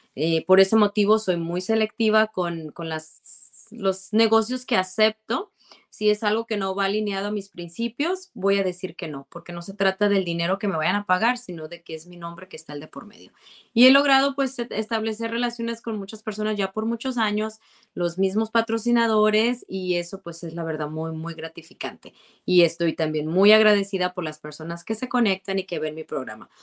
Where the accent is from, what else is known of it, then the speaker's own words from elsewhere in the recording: Guadalajara, Jalisco, Mexico; moved away as an adult; now in Arizona, United States; cuando yo estaba en la prepa en Guadalajara, porque yo soy de Guadalajara y, no vine a Arizona hasta ya después de que me gradué